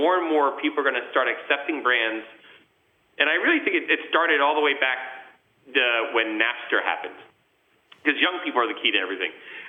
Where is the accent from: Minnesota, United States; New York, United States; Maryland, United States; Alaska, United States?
New York, United States; you try to be as humble as possible, as humble as a New Yorker could be at the time.